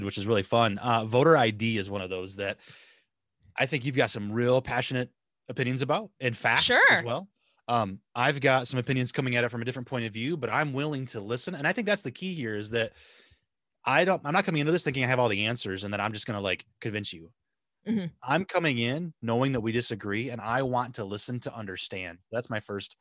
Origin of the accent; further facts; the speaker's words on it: Southwest Michigan, United States; I grew up in Southwest Michigan